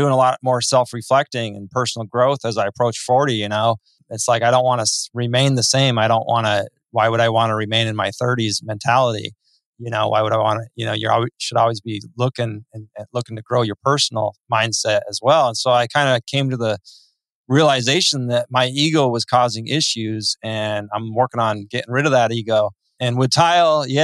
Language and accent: English; Midwest, United States; now in California, United States; I was born in the Midwest myself